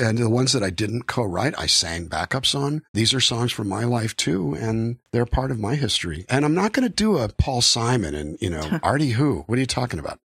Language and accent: English; Calexico, California, United States; moved away; my hometown of Calexico, California